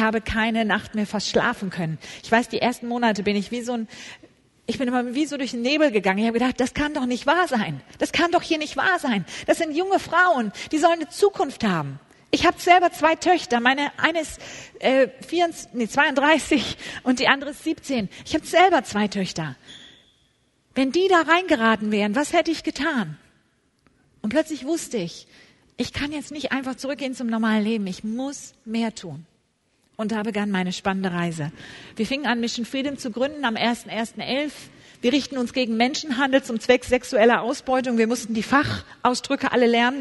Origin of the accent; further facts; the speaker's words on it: Hamburg, Germany; Ich komme aus der Stadt Hamburg, bin dort geboren